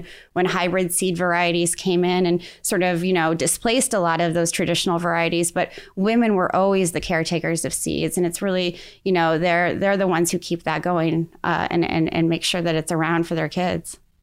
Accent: Defiance, Missouri, United States; growing up in Defiance, Missouri

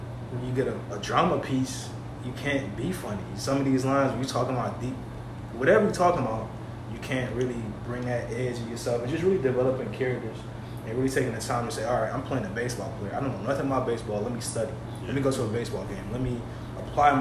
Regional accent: New Orleans, Louisiana, United States; I'm from the Seventh Ward in New Orleans

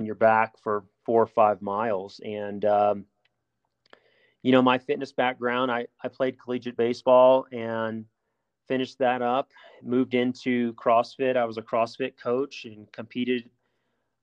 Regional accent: New Orleans, Louisiana, United States; moved away; also born or lived in Alabama; I grew up hunting in down south. I'm from New Orleans originally, and grew up hunting whitetails in Alabama.

